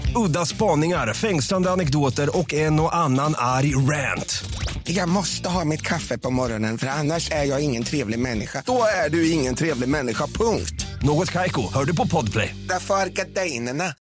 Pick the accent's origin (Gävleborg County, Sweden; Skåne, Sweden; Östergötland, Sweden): Östergötland, Sweden; Norrköping; jag är från Norrköping